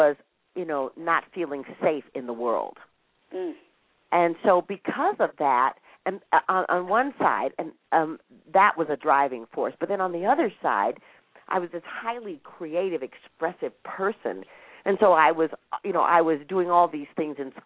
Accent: Minnesota, United States; I grew up in Minnesota

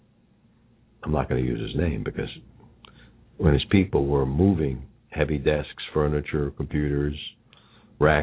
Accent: New York, United States; accent: New York; my New York accent

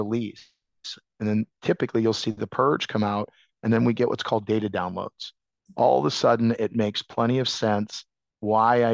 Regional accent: Iowa, United States; I come from Iowa

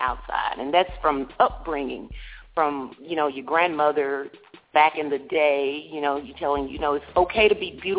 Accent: Dallas, Texas, United States; I am from Texas, Dallas, Texas

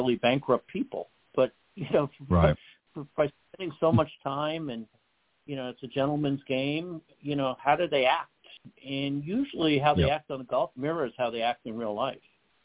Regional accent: New York City, New York, United States; I grew up in the Northeast. And in the Northeast, especially in New York City where I was

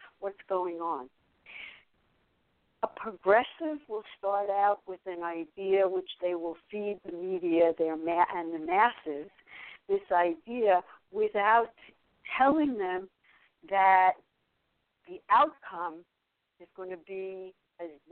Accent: New York City, New York, United States; I grew up in New York. I am the same age as Donald Trump. He lived in Jamaica Estates, which was the upper, and I lived in Brooklyn and then moved to Forest Hills

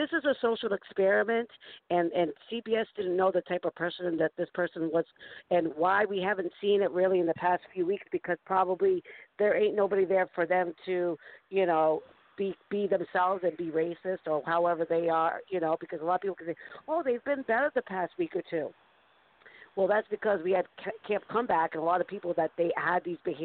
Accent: East Coast, United States; accent: East Coast

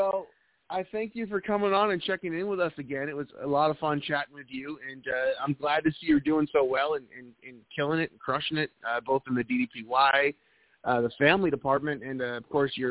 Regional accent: outside of Boston, New England, United States; also born or lived in the Carolinas; now in North Carolina, United States; I'm originally from New England, outside of Austin, but I'm in the Carolinas

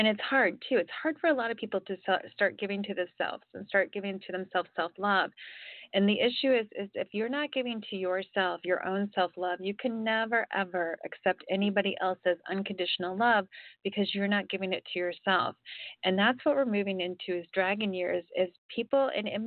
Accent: Ohio, United States; also born or lived in Florida; now in California, United States; I grew up in Ohio, I live in California now

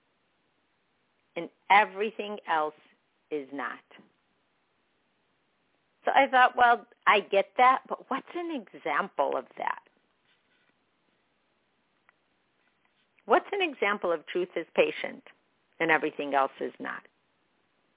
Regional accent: Chicago, Illinois, United States; I was born in Chicago, but I'm Palestinian.

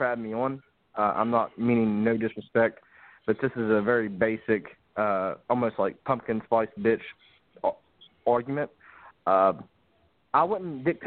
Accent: West Virginia, United States; moved away as an adult; I'm from a holler in West Virginia. I worked as a coal miner

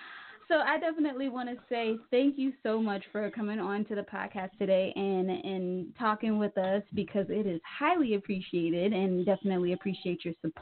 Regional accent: Kansas City, Missouri, United States; he is from my hometown, Kansas City, Missouri.

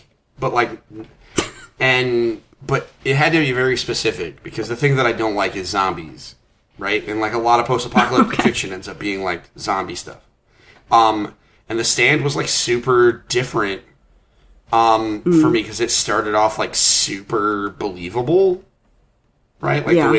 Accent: Bangor, Maine, United States; born there; I was born in Bangor, Maine.

